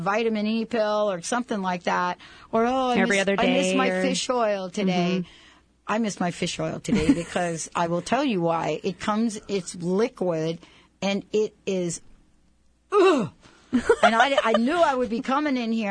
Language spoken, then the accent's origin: English; East Coast, United States; moved away as an adult; where I grew up on the East Coast.